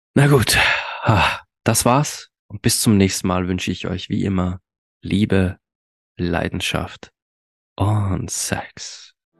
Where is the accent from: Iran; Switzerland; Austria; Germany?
Austria; bei uns in Österreich